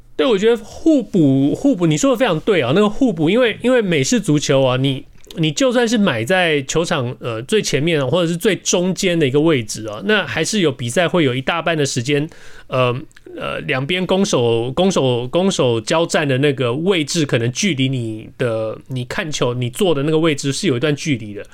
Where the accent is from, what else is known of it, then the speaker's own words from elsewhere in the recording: Taiwan; now in Los Angeles, United States; 不像我们大巨蛋盖了多少年